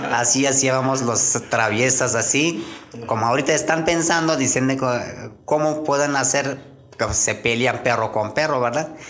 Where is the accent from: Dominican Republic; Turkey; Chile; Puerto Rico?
Turkey; Konya; first language Turkish; Spanish is a second language; moved away as an adult; now in Querétaro, Mexico; yo nací en un, en un rancho y ya después de crecimos como adolescente, ya fui a su edad, empecé a trabajar. Y mi ciudad se llama conia le llaman